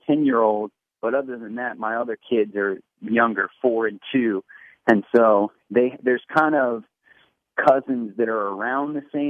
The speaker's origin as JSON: {"language": "English", "town": "Portland", "region": "Oregon", "country": "United States", "tie": "born or raised there", "also_born_or_lived": "New Jersey / Washington, D.C. / Los Angeles", "said": "I was born and raised in Portland, Oregon"}